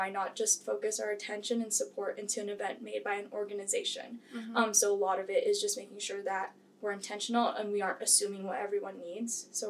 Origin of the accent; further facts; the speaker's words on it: Philippines; also born or lived in Hawaii; So I am actually from the Philippines